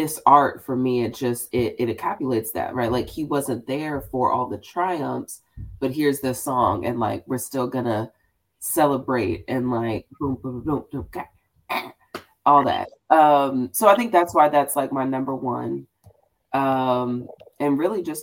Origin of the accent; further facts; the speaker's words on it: Houston, Texas, United States; I'm a black girl from Houston